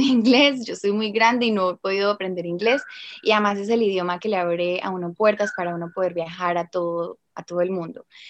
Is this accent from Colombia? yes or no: yes; Colombia; moved away as an adult; now in Australia; como colombiana